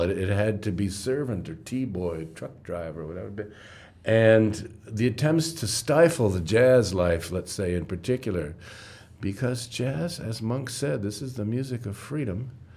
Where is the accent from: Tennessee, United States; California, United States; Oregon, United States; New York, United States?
New York, United States; moved away as an adult; also born or lived in Ghana / Johannesburg; I'm from New York